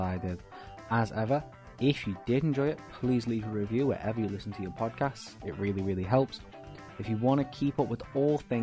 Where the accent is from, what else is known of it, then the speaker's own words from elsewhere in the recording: Liverpool, North West England, United Kingdom; I'm British and I'm from Liverpool, so, you know, we like football where I'm from